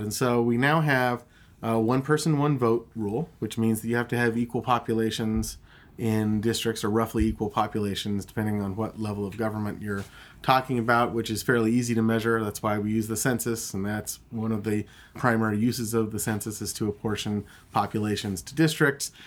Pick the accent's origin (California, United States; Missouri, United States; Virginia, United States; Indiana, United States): California, United States; my home state of California